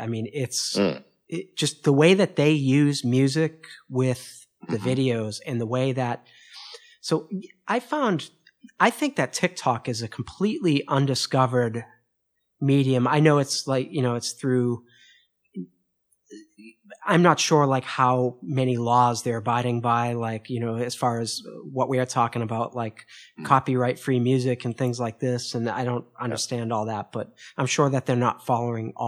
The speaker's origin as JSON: {"language": "English", "town": "Boston", "region": "Massachusetts", "country": "United States", "moved": "yes", "lives_now": "Paris, France", "said": "I'm from Boston initially, in Boston, here in Paris"}